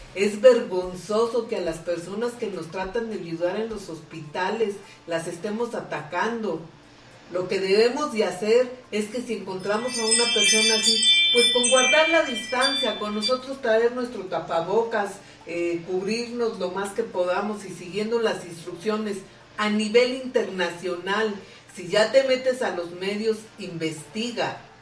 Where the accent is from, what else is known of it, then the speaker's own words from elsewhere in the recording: Mexico; nadie nos confronte como mexicanos